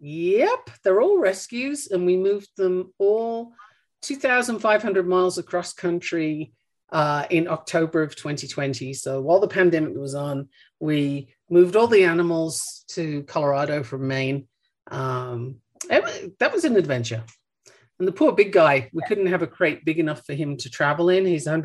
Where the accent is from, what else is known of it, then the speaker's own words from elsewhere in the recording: Australia; moved away; also born or lived in United Kingdom; I mean, I'm originally from the UK, and if I go there, people look at me and ask me where I'm from. I grew up in Australia.